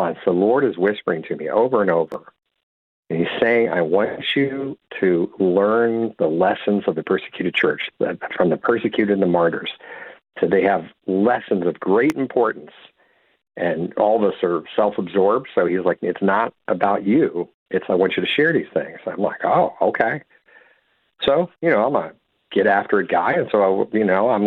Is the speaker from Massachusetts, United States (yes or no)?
no; Silver Spring, Maryland, United States; where I'm from Silver Spring, Maryland, right outside D.C.